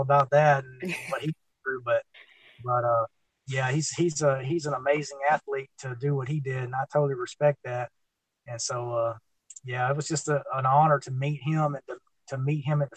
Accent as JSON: {"language": "English", "region": "Florida", "country": "United States", "said": "right here in my home state"}